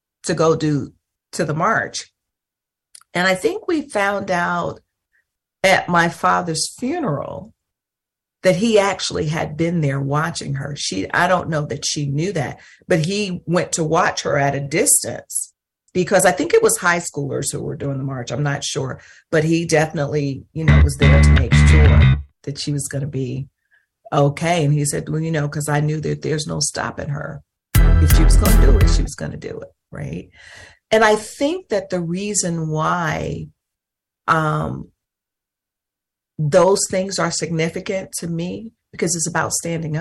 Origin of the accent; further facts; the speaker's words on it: North Mississippi, United States; moved away; We lived in North Mississippi